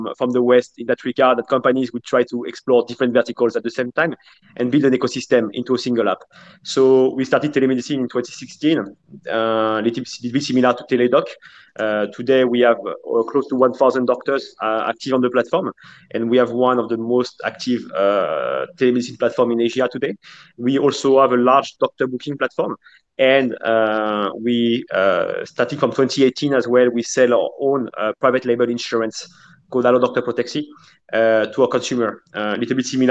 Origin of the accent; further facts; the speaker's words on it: France; moved away as an adult; now in Indonesia; I'm originally from France, and I first arrived in Indonesia 8 years ago